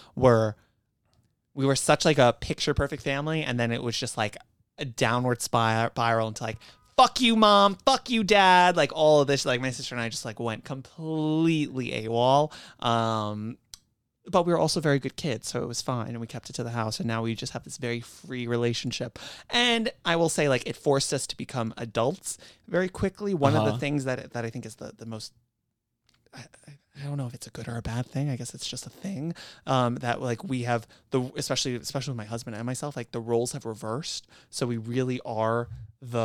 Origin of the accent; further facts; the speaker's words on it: New York City, New York, United States; also born or lived in Long Island; I grew up in Queens, but right before bar mitzvah season, actually, I moved out to Long Island